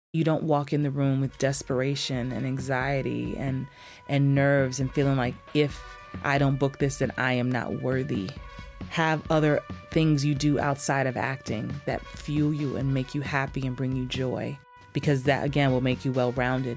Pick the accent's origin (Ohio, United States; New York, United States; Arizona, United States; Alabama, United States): New York, United States; moved away; also born or lived in Atlanta; I'm from New York, from the Bronx, and I lived in Atlanta for a long time